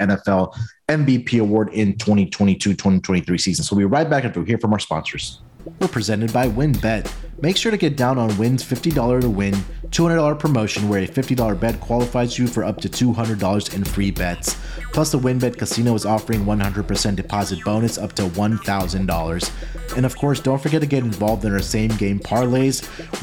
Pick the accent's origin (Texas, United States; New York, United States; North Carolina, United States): Texas, United States; Houston; my hometown team, the Houston Texans